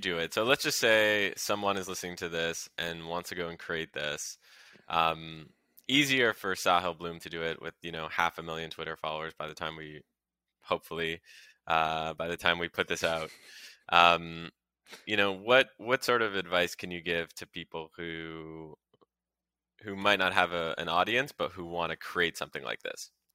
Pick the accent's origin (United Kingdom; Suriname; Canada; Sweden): Canada; now in United States; As a Canadian myself, and move, who moved to the U S